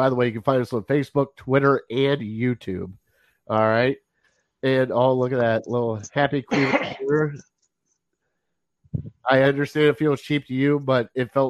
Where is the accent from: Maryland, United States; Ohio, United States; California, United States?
Ohio, United States; West Lafayette; I grew up in West Lafayette.